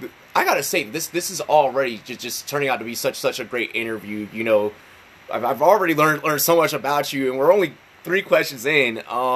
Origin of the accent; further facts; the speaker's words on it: Northern Virginia, United States; I'm from Northern Virginia.